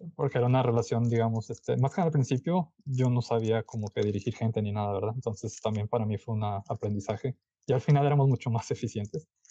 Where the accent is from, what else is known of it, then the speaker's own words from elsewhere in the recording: Monterrey, Nuevo León, Mexico; yo soy de Monterrey